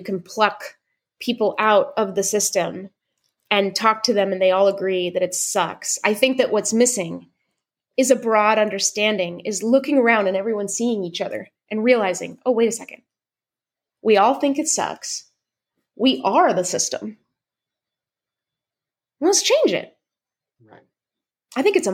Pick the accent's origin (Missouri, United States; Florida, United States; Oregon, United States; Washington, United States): Washington, United States; Seattle; I'm from Seattle